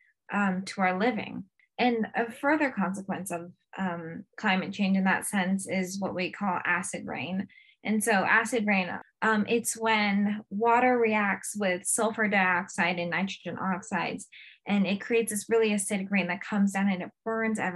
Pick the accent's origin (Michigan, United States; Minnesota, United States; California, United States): California, United States; I've been fortunate enough to, you know, grow up and be able to, you know, see a beautiful California beach my entire life